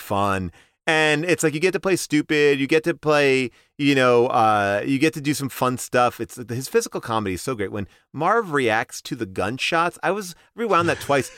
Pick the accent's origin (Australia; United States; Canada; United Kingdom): United States; Long Island, New York; I grew up in Long Island